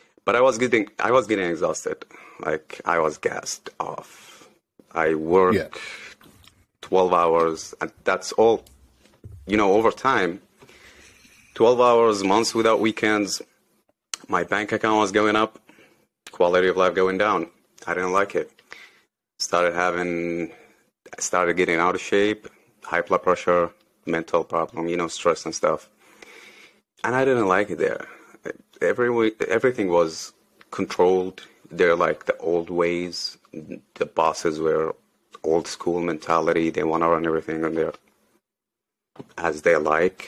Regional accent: Saudi Arabia; moved away as an adult; I grew up in Saudi. Yeah, I was born in Saudi, grew up in Saudi till I was 26, 27

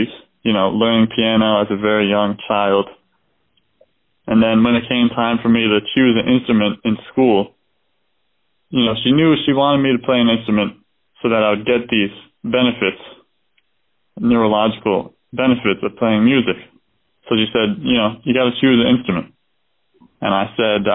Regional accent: Doylestown, Pennsylvania, United States; I was born in Doylestown, Pennsylvania, a very, you know, kind of small place

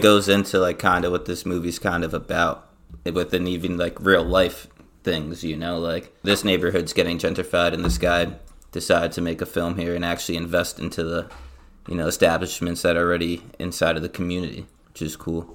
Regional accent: New Jersey, United States; moved away as an adult; also born or lived in Inwood, New York; now in New York, United States; I moved from South Jersey in the suburbs

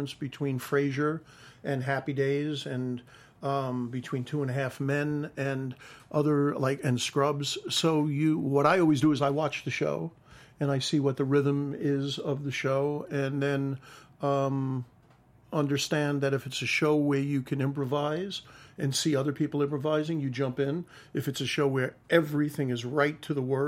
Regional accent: New York, United States; accent: New York; I had my New York accent

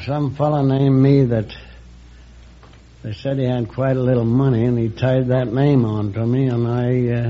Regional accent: Goodland, Indiana, United States; Well, I was born in Indiana.

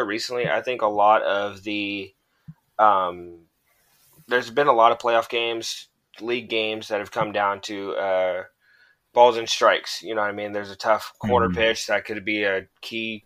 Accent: Fresno, California, United States; I'm from Fresno, California

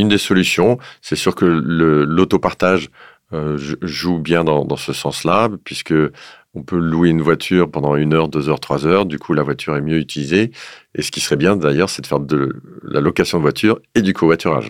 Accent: the North, northern France, France; je viens du Nord

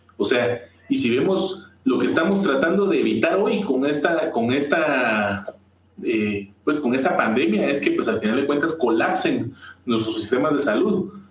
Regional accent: Guatemala; como, como guatemaltecos

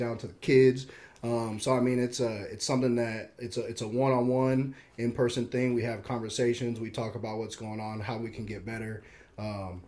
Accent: Omaha, Nebraska, United States; So born in Omaha, man, Midtown is where I've grown up. My mom still lives there. We grew up in a house just off of Dodge Street

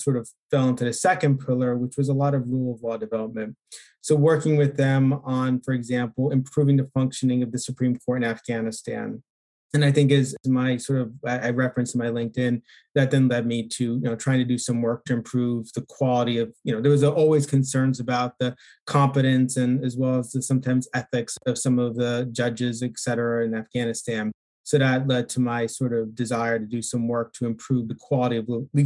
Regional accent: Pennsylvania, United States; I grew up in Pennsylvania.

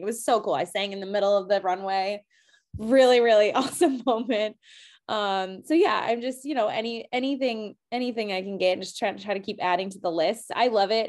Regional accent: New England, United States; moved away as an adult; now in Seattle, United States; growing up in New England

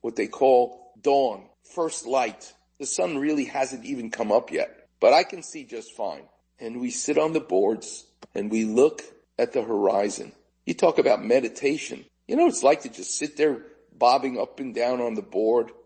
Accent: New York City, New York, United States; I'm growing up in Far Rockaway

